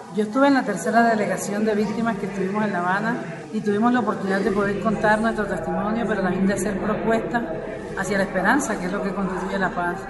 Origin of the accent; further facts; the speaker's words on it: Colombia; yo vengo de los Montes de María